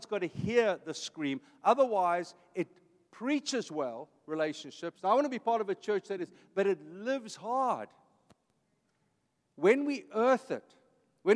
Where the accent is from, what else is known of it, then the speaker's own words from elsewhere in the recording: Vanderbijlpark, Gauteng, South Africa; now in Costa Mesa, United States; I'm an Afrikaans kid. I grew up in a blue-collar family. My dad was a construction man. I was born in Vanderbijl Park